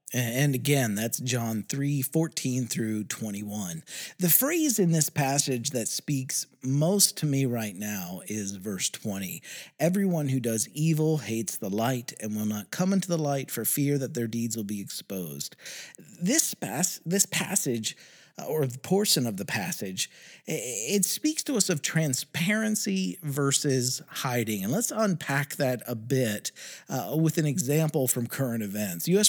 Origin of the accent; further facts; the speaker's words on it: West Virginia, United States; my home state of West Virginia